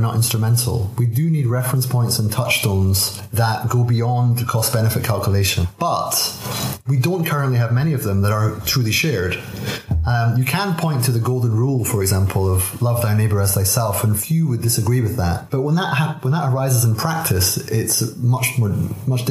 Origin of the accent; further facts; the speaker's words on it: Aberdeen, Scotland, United Kingdom; accent: Scottish burr; I was born in Aberdeen in 1977.